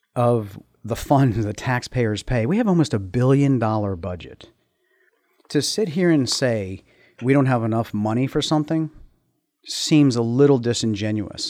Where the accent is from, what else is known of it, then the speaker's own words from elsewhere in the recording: United States; moved away as an adult; now in Middletown; Grew up in Montgomery County